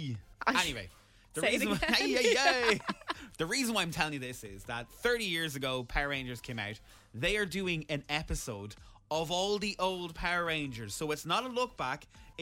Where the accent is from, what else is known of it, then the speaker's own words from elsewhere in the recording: Ireland; when we leave Ireland